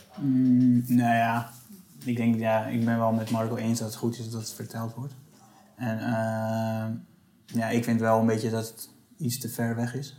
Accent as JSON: {"language": "Dutch", "country": "Netherlands", "said": "wij als Nederlanders"}